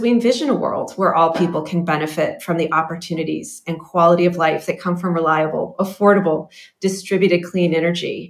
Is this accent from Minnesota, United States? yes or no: no; Colorado, United States; I grew up in Colorado